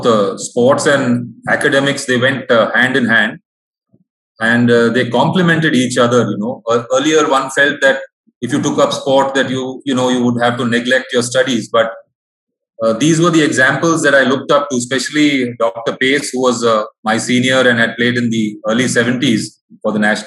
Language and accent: English; Mumbai, Maharashtra, India; also born or lived in Coorg, Karnataka; though I hail from Coorg, I have been brought up in Bombay